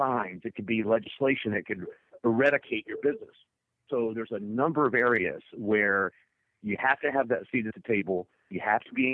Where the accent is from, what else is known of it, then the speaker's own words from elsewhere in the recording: Mississippi, United States; I grew up as a young entrepreneur in my home state of Mississippi